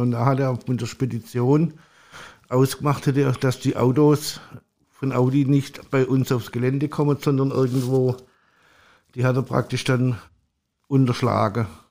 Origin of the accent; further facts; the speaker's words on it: Stuttgart area, Baden-Württemberg, Germany; moved away as an adult; now in Hamburg, Germany; Also ich komme aus dem Raum Stuttgart